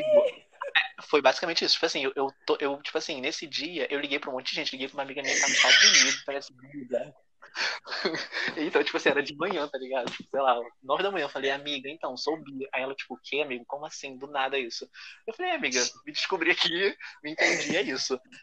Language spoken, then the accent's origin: Portuguese; Rio de Janeiro, Brazil; sou do Rio de Janeiro